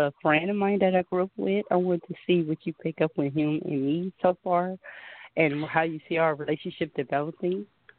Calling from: California, United States; I'm calling from California.

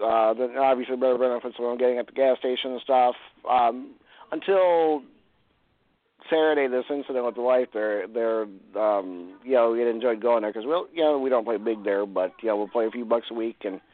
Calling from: Cleveland, Ohio, United States; Hi, Jorianne … from Cleveland.

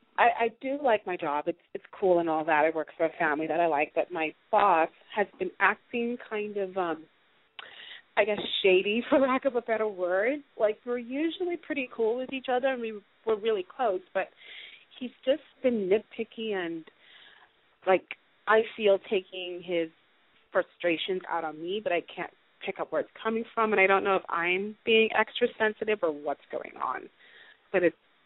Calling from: Los Angeles, California, United States; Hi, guys. … I'm calling from Los Angeles.

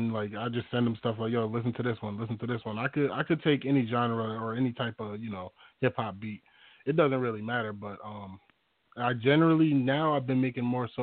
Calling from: Springfield, Massachusetts, United States; I'm calling from Massachusetts, Springfield, Massachusetts

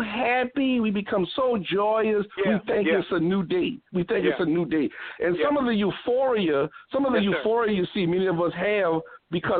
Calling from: New Orleans, Louisiana, United States; I'm calling from New Orleans, Louisiana.

